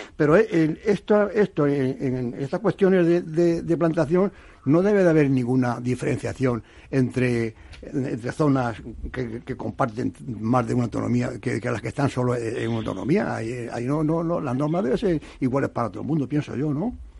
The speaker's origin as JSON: {"language": "Spanish", "town": "Toledo", "region": "Castilla-La Mancha", "country": "Spain", "said": "los que somos de Toledo"}